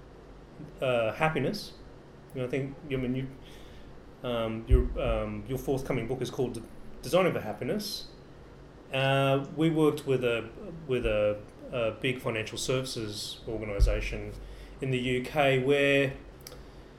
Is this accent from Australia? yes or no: yes; Australia; As an Australian